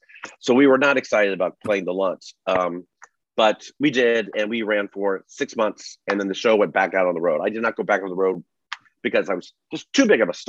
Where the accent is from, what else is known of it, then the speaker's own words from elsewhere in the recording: Cincinnati, Ohio, United States; moved away as an adult; I was born in Cincinnati, Ohio. Mm-hmm. And I stayed there till I got through college.